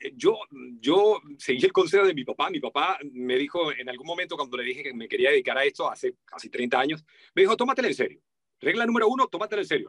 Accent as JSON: {"language": "Spanish", "country": "Venezuela", "tie": "born or raised there", "said": "estaba hablando con el acento de mi país natal. Yo nací en Venezuela"}